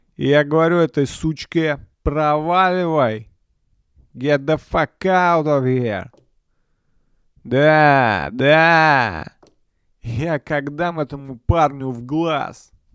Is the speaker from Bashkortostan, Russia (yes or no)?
no; Nizhny Novgorod, Nizhny Novgorod Oblast, Russia; я родился в Нижнем Новгороде